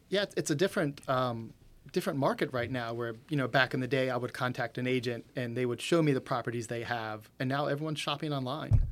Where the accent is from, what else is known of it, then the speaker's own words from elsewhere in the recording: Winchester, Virginia, United States; born and raised in Winchester